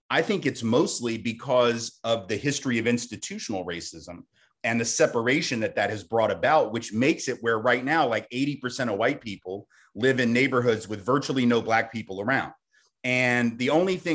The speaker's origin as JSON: {"language": "English", "region": "the South", "country": "United States", "said": "I'm from the South, I live in Nashville."}